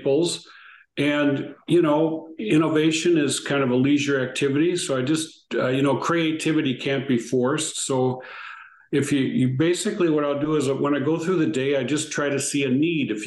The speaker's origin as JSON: {"language": "English", "town": "St. Paul", "region": "Minnesota", "country": "United States", "tie": "born or raised there", "said": "I grew up in a little town in Minnesota called St. Paul"}